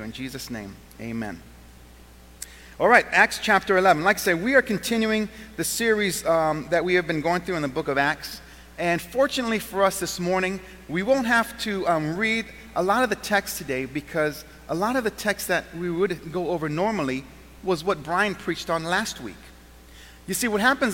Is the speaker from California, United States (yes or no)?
yes; Southern California, United States; now in Western New York, United States; I was born and raised in Southern California. And I ended up here in Western New York